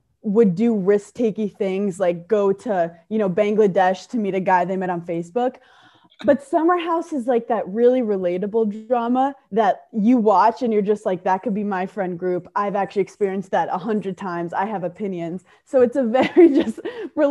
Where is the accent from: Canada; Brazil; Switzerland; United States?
United States; New York City, New York; I grew up in Brooklyn, New York